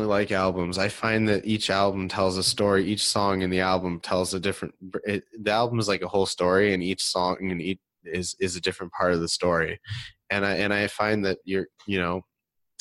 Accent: Detroit, Michigan, United States; I'm from out of town. I'm from Detroit

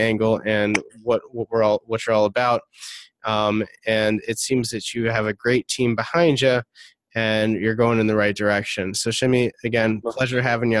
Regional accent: Detroit, Michigan, United States; I'm from Detroit

